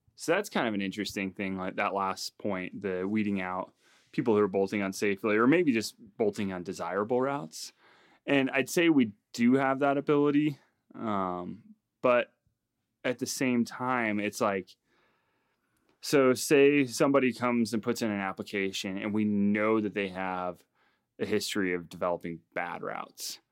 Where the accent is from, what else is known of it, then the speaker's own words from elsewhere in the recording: Front Range, Colorado, United States; I grew up here on the Front Range